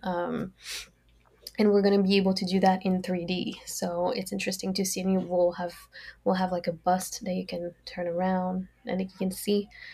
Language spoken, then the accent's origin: English; France; English is a second language; moved away as an adult; also born or lived in Brazil / California / Dundee, Scotland; now in United States; I grew up in France. I was born in Brazil, but I grew up in France